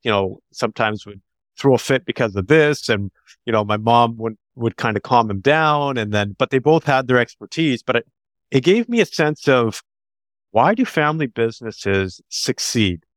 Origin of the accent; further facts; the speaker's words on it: Canada; they're Canadian, so I'm a Canadian